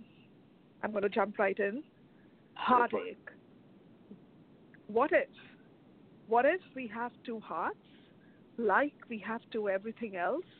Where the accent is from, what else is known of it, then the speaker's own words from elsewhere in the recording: India; now in Chicago, United States; I am originally from India